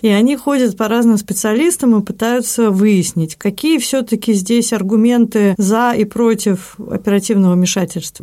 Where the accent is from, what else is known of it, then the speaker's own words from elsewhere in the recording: Saint Petersburg, Russia; я и родилась в Петербурге, в Ленинграде, и работала в Петербурге